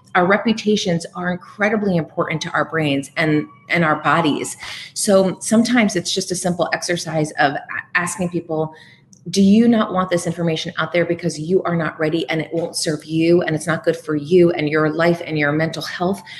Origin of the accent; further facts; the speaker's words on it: Bethlehem, Pennsylvania, United States; moved away as an adult; also born or lived in New York / Burlington, Vermont; now in Los Angeles, United States; I started at a local edition of CNN Headline News in my hometown of Bethlehem, Pennsylvania